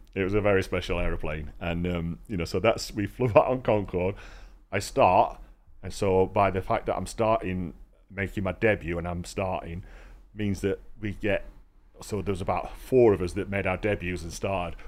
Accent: Rotherham, Yorkshire and the Humber, United Kingdom; I'm from Rotherham

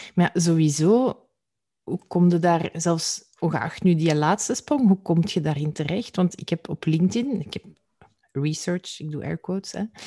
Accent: Flanders, Belgium; als Vlaming

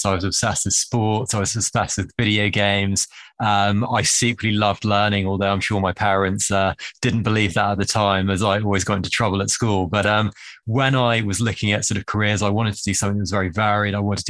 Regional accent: England, United Kingdom; accent: Harry Potter accent; also born or lived in Bristol / Manhattan, United States; my Harry Potter accent is authentic. I am English

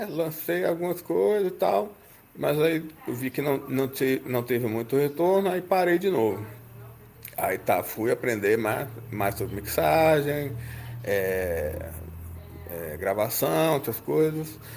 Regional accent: Belo Horizonte, Minas Gerais, Brazil; now in Divinópolis, Brazil; eu vim de Belo Horizonte para Divinópolis, aqui no interior, que fica 130 quilômetros de BH.

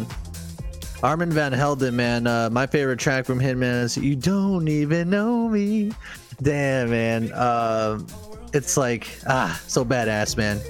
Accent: United States; as an American myself

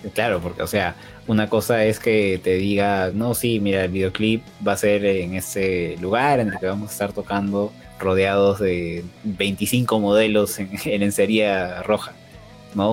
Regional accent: Lima, Peru; yo soy de Perú

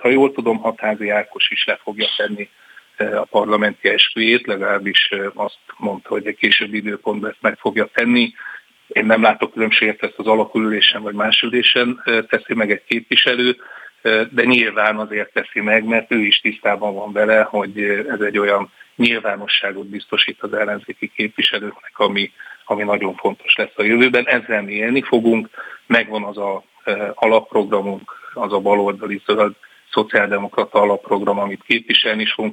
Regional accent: Pécs, Baranya, Hungary; én Pécsi vagyok

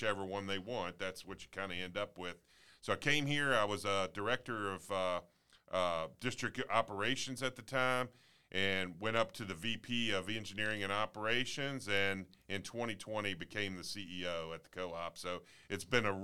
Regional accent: Winchester, Virginia, United States; also born or lived in Annapolis, Maryland; I'm a longtime Shenandoah Valley resident, born and raised in Winchester, Frederick County area.

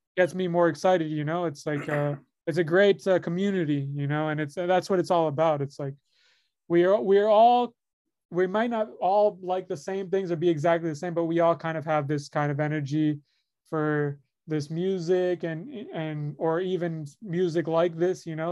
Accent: Miami, Florida, United States; where I'm from, I come from Miami, Florida

